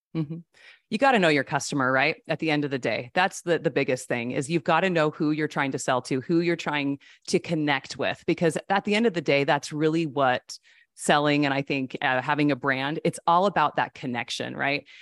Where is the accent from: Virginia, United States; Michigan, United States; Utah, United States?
Utah, United States; I grew up in Utah with all the Mormons